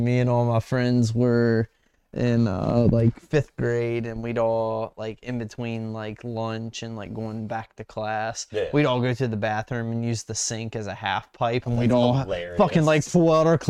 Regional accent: West Virginia, United States; moved away; also born or lived in Maryland; growing up in West Virginia and then packing up and relocating to a different state when we moved to Maryland

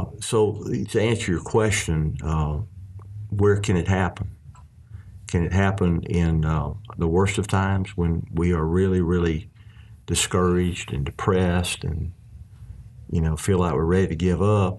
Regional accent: Arkansas, United States; we're from Arkansas

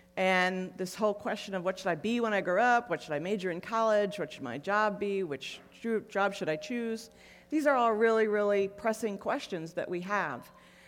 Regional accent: Buffalo, New York, United States; I grew up in Buffalo. It's really awful. Snow is a four-letter word that starts with S. And I'm just really glad to be in Phoenix.

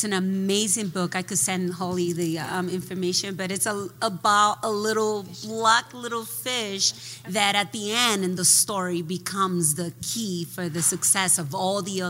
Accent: Dominican Republic; also born or lived in New Jersey; now in United States; I grew up in the Dominican Republic

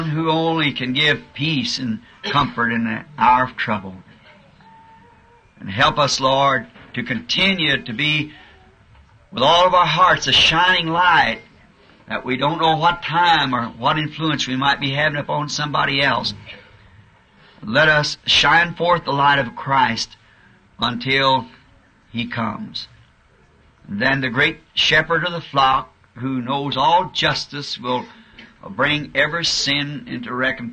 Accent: United States; We're not American citizens

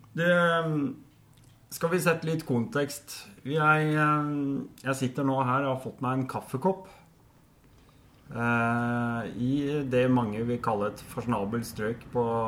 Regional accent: Oslo, Norway; jeg har vokst opp midt i Storgata selv. Storgata 18 rett overfor Operapassasjen

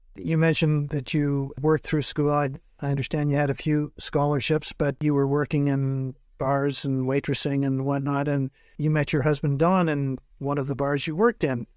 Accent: North Bay, Ontario, Canada; before moving to my hometown of North Bay

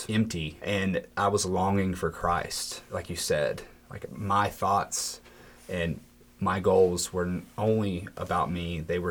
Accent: Cartersville, Georgia, United States; I'm from Cartersville, Georgia.

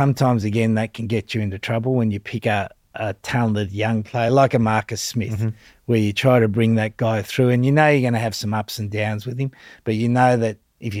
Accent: Australia; where I've gone to a place like England as an Australian.

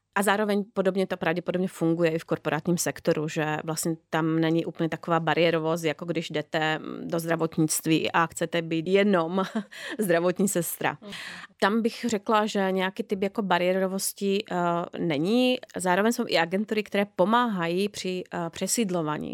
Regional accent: Slovakia; now in Czech Republic; já pocházím ze Slovenska

